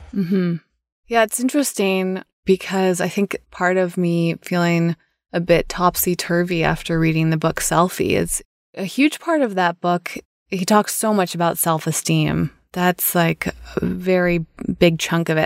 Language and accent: English; United States; for me as an American